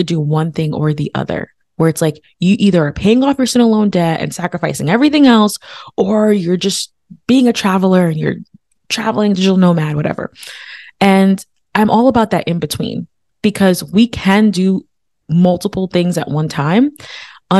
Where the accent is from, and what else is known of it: United States; born or raised there; also born or lived in Haiti